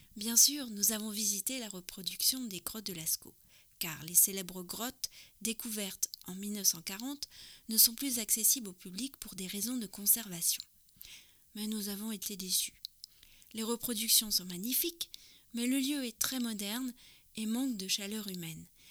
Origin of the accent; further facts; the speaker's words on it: France; also born or lived in near Paris; je suis française, j'habite